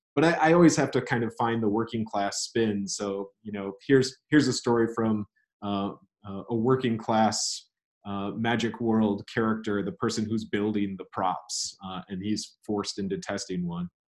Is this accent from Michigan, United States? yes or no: yes; Elma, Michigan, United States; moved away as an adult; now in South Carolina, United States; my hometown in Elma, Michigan